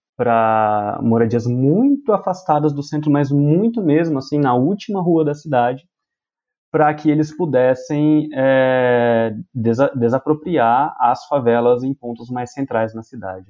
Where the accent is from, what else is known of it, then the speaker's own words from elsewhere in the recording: Ribeirão Preto, São Paulo, Brazil; Eu sou de Ribeirão Preto